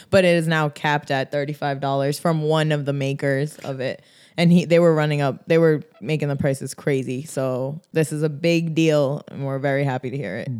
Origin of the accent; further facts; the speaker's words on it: Rhode Island, United States; a kid growing up in Rhode Island